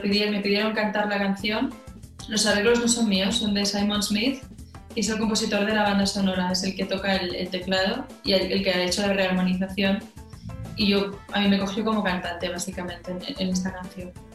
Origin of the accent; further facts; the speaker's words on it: Catalonia, Spain; siendo catalana